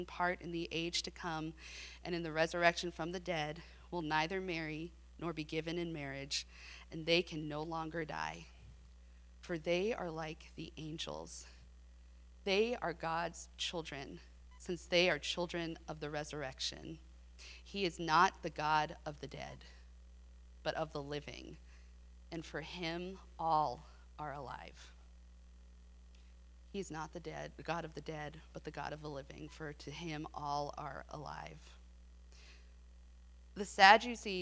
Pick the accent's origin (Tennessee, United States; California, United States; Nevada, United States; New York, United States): California, United States; San Diego; now in Abilene, United States; I grew up in San Diego